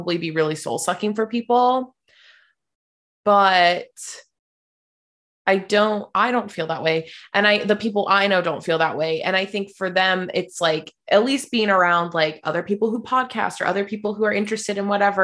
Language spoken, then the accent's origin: English; West Virginia, United States; also born or lived in Portland, Oregon; now in Los Angeles, United States; I grew up in West Virginia